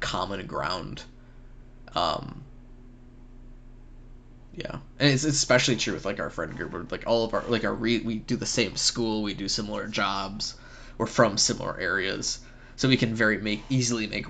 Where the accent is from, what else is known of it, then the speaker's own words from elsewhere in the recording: Wisconsin, United States; moved away as an adult; now in Texas, United States; I'm from Wisconsin